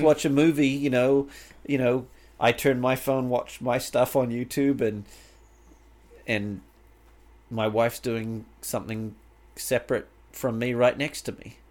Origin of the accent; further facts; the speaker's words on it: Canterbury, New Zealand; moved away as an adult; now in United States; my life growing up in New Zealand, it was it was fantastic